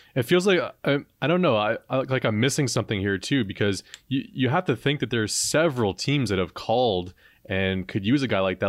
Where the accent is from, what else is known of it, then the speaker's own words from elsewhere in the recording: Toronto, Ontario, Canada; growing up in Toronto